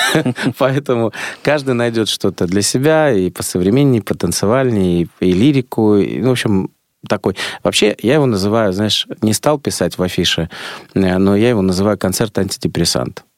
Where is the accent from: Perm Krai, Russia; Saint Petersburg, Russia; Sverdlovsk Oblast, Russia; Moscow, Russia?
Saint Petersburg, Russia; у меня грузинская кровь, хотя я родился в Ленинграде